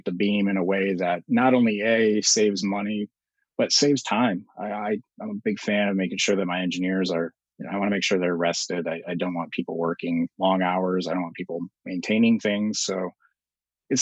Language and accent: English; Michigan, United States; moved away; I'm from Michigan